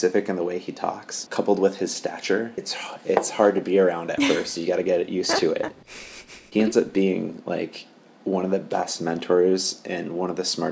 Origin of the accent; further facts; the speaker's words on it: Michigan, United States; I grew up in Michigan